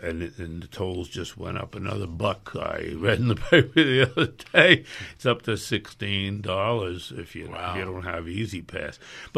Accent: New York City, New York, United States; And as a boy growing up in New York City, I can remember very well horses and wagons of farmers crossing the George and coming into my neighborhood and selling fresh produce and eggs and milk and everything else.

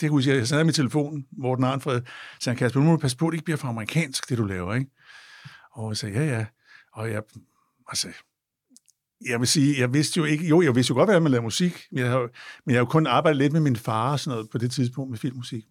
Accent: Copenhagen, Capital Region of Denmark, Denmark; vi er fra København

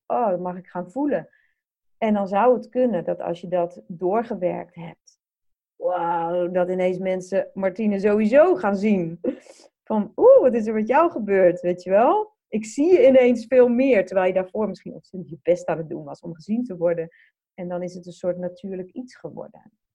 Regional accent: Netherlands; wij als Nederlanders

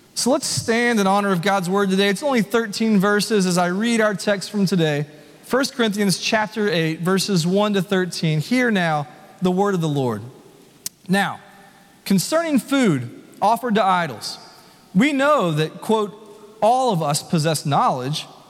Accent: Nashville, Tennessee, United States; also born or lived in Franklin, Tennessee; I was born and raised here in Nashville.

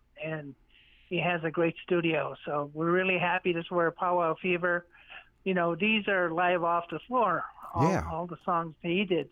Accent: Millbrook First Nation, Nova Scotia, Canada; I'm from Millbrook First Nation. Actually, I was born here. I've lived here all my life.

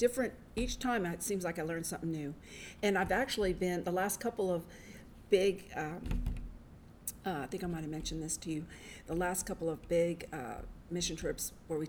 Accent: Round Rock, Texas, United States; also from Round Rock, Texas.

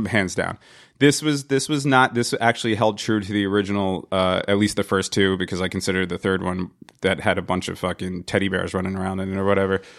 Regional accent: New Jersey, United States; I'm from New Jersey

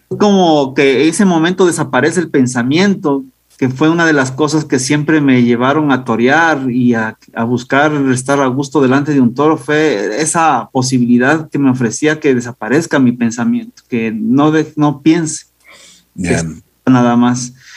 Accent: Riobamba, Chimborazo, Ecuador; nací en la ciudad de Riobamba. Eh, yo me crecí, crecí en un entorno eh, apegado al mundo del toro

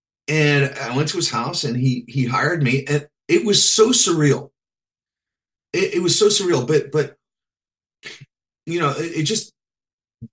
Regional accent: Pennsylvania, United States; I grew up in Pennsylvania

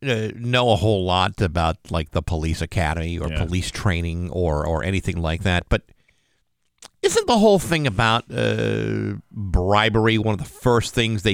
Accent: Rehoboth, Massachusetts, United States; my hometown of Rehoboth.

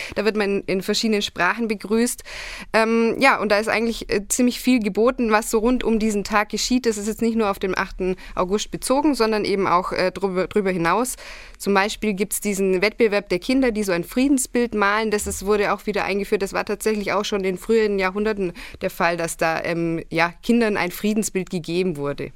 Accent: Augsburg district, Bavaria, Germany; Ich bin im Landkreis Augsburg aufgewachsen

